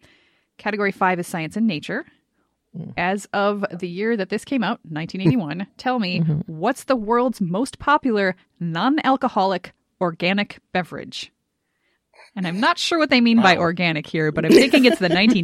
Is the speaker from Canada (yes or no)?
yes; Canada; I'm totally Canadian.